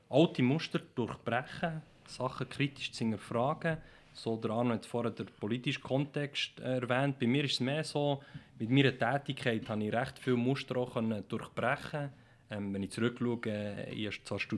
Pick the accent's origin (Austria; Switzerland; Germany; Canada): Switzerland; weil ich mich immer als äh, Schweizer gesehen habe